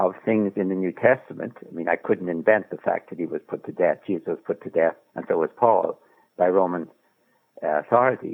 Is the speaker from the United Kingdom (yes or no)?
no; Ireland; I'm Irish